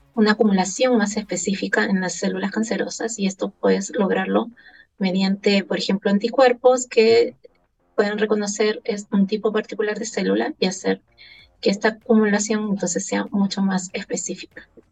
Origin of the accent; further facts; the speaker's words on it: Lima, Peru; now in Chile; como buena limeña